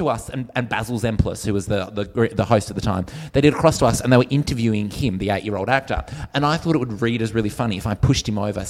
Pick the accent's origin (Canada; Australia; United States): Australia; Perth, Western Australia; I'm from Perth.